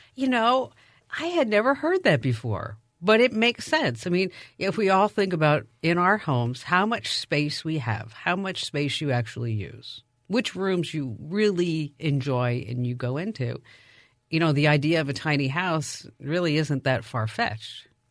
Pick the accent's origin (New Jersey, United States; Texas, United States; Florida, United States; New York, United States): New Jersey, United States; I grew up in New Jersey